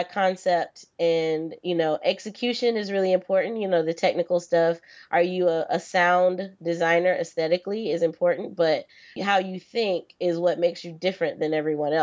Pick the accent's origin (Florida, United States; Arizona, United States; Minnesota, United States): Florida, United States; I'm originally from Florida